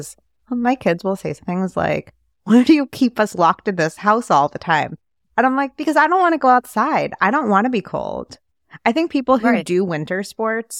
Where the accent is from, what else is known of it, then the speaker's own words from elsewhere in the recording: New York City, New York, United States; I grew up in New York City.